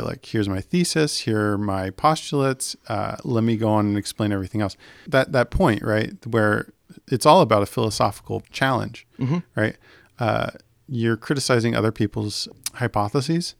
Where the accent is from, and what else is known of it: United States